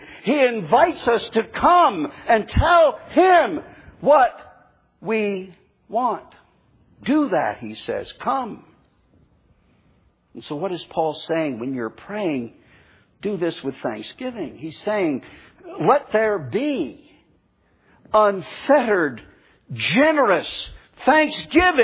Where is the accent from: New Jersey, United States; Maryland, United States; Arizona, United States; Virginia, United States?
New Jersey, United States; moved away as an adult; now in Florida, United States; up in my home state of New Jersey